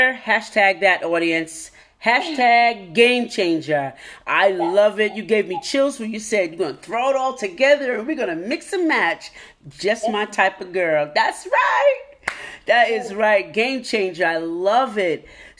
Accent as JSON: {"language": "English", "region": "Alabama", "country": "United States", "lives_now": "New York, United States", "said": "So I came from Alabama to New York."}